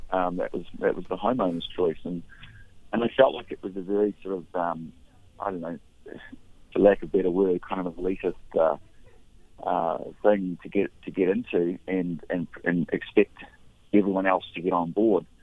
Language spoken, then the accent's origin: English; New Zealand; moved away as an adult; now in Maui, United States; I'm, I'm originally from New Zealand. I actually came up here to Maui when I was about 22 years old. Uh, actually, 20 years old in um, 1992. So I've lived here pretty much ever since.